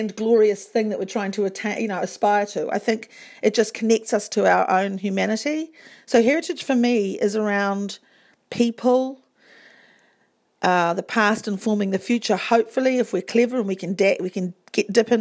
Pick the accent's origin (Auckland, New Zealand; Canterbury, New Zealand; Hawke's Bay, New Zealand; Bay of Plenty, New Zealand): Bay of Plenty, New Zealand; Whakatane; We grew up in Whakatane